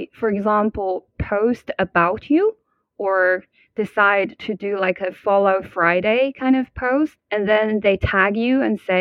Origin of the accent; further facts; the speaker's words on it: Hubei, China; now in London, United Kingdom; I'm from Hubei